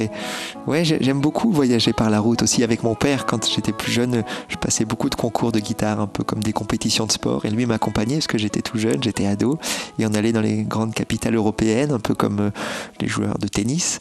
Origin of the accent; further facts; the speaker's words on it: Bordeaux, Nouvelle-Aquitaine, France; Je suis né à Bordeaux et toute ma famille habitait à, Bordeaux